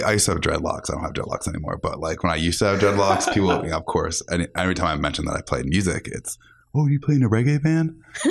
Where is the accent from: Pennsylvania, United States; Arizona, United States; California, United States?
Pennsylvania, United States; Philadelphia; moved away as an adult; I'm from Philly originally, so yeah, when I moved here 4 years ago